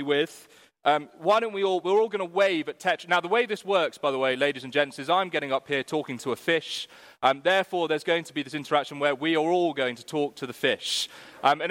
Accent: United Kingdom; we're British

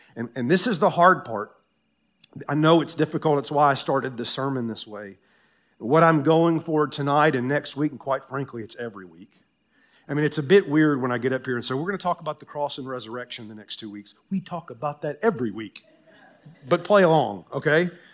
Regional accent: Tennessee, United States; moved away; I grew up in Tennessee

